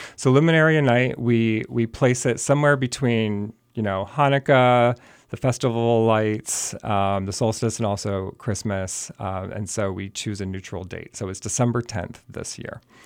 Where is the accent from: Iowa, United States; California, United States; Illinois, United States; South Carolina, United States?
Illinois, United States; Chicago; moved away as an adult; now in Bethlehem, United States; I grew up in Chicago.